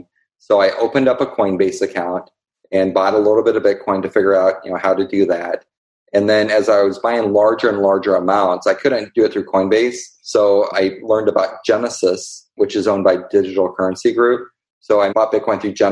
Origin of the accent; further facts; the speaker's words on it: Columbia, Illinois, United States; I'm from a small town in Columbia, Illinois.